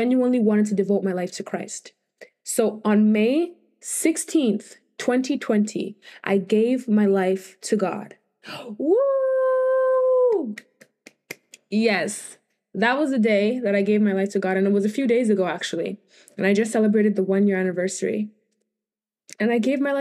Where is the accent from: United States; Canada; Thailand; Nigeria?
Nigeria; Benin City, Edo; I am from Nigeria. I was born in Nigeria, Benin